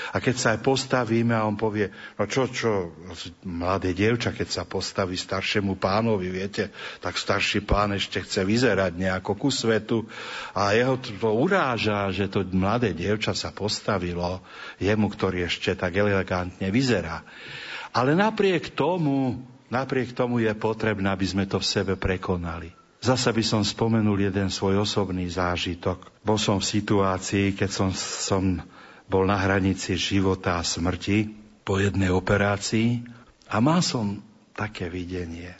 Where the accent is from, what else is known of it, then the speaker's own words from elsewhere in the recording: Trnava, Trnava Region, Slovakia; U nás v Trnave